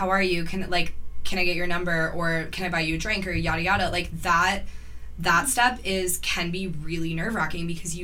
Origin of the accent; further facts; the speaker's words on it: Cambridge, Ontario, Canada; I don't live in Cambridge, but I was born and raised in Cambridge.